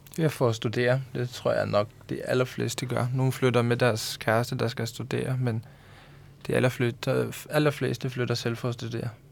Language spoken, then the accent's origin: Danish; Tórshavn, Faroe Islands; moved away as an adult; now in Denmark; Vi kommer begge to fra hovedstaden